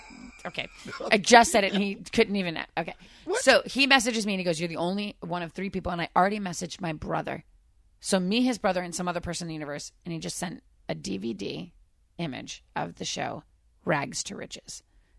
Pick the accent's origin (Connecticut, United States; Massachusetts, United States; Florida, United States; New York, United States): Massachusetts, United States; Framingham; a kid I grew up with in Framingham, Mass.